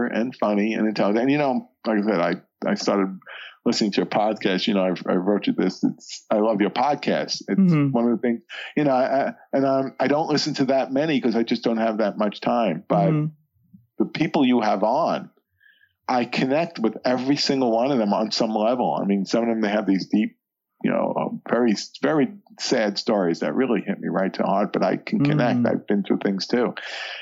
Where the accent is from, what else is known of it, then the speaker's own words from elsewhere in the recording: New York City, New York, United States; I grew up in the New York City